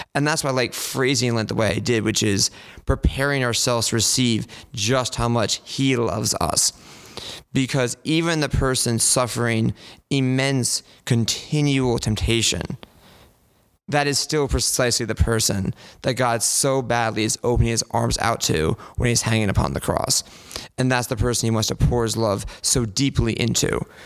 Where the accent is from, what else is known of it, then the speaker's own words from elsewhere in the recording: Glenside, Pennsylvania, United States; I'm from St. Luke's in Glenside, which is just to the north of the city